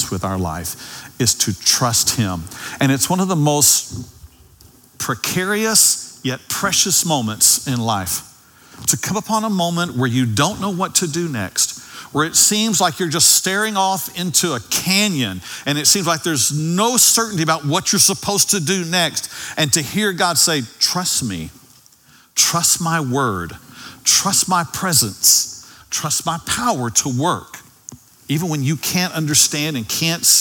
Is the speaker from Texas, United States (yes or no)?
yes; Dallas, Texas, United States; also born or lived in Ovilla, Texas; I grew up in Oak Cliff, and then there came a day that we moved to Ovilla, and it was during my high school years